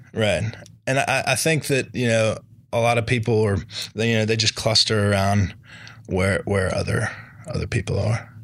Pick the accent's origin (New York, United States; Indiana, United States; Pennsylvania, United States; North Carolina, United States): North Carolina, United States; Charlotte; I grew up here in Charlotte